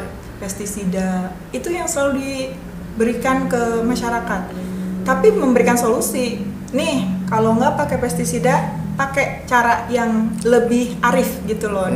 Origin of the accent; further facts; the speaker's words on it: Ciamis, West Java, Indonesia; moved away as an adult; also born or lived in Yogyakarta; now in Cilegon, Indonesia; lahir di Ciamis, dibesarkan di Ciamis